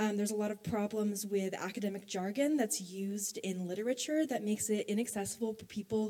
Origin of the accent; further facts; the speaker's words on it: United States; I'm from ICOM, and I'm from the United States.